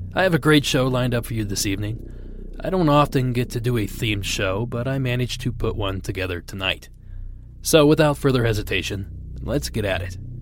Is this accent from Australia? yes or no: no; South Region, Brazil; moved away as an adult; now in Maryland, United States; I'm originally from South Brazil, but I have lived in Maryland for almost five years